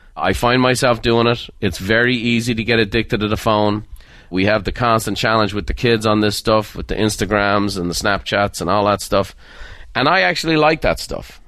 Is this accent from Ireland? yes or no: yes; Dublin, Leinster, Ireland; Dublin. And that's, uh, my hometown.